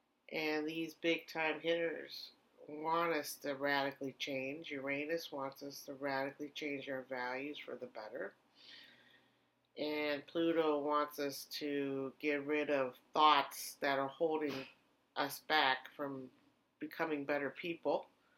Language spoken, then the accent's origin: English; Germany; now in United States; the little tinier water heaters that are from Europe that I grew up with in Germany.